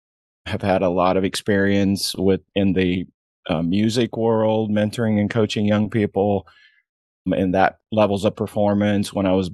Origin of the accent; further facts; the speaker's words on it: Indiana, United States; Didn't grow up in golf. Basketball was my world. I grew up in Indiana. And back in my day, man, that was everything.